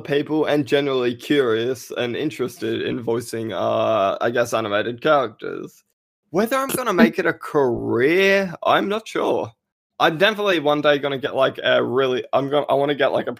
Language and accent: English; Australia; accent: Australian; I got a professional Australian voice that's used. I generally don't change my accent